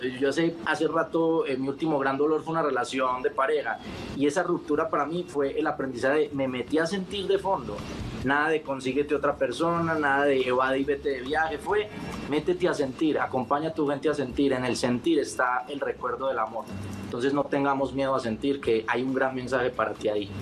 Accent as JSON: {"language": "Spanish", "country": "Colombia", "said": "mi país, en Colombia"}